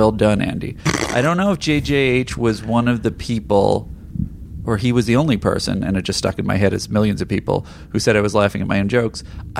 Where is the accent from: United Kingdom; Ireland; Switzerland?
Ireland; Well, being an Irishman... I haven't watched that one in a long time. I remember when it was shown on Ireland's TV station, RTE.